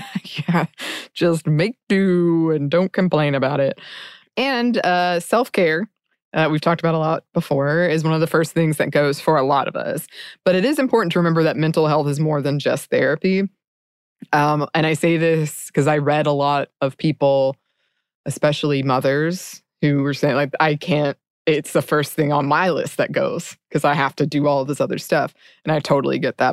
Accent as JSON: {"language": "English", "country": "United States", "said": "as an American"}